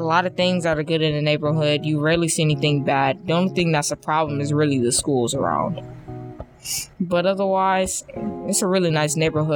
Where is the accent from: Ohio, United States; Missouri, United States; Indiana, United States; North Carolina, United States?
Ohio, United States; Cleveland; now in South Euclid, United States; I was born in Cleveland, but now I live in South Euclid